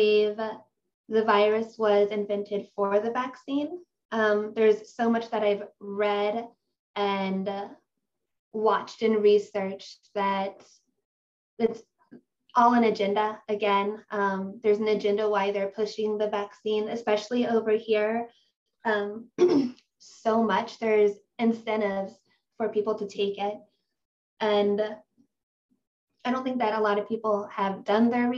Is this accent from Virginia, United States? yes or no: no; Ohio, United States; I'm from Ohio in the United States